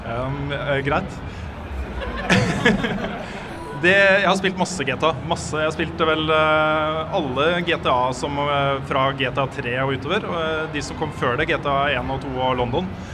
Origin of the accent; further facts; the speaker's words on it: Sarpsborg, Østfold, Norway; født i, på sykehuset i Sjarsborg